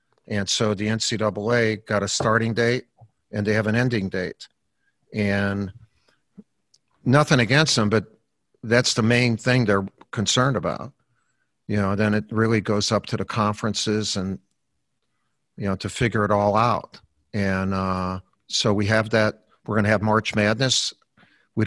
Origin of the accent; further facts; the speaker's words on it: Chicago, Illinois, United States; when I was growing up in Chicago, we lived on in a Columbus Park schoolyard.